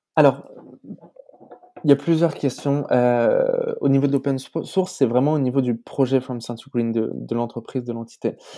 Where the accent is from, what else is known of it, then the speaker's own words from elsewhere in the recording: France; en tant que Français